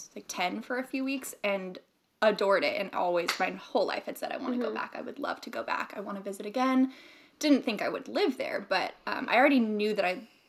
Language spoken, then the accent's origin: English; United States; accent: American; also born or lived in Australia